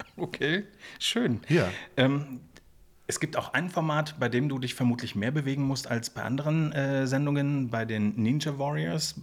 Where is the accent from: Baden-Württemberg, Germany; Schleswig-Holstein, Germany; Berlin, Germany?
Berlin, Germany; ich bin ja selber Berliner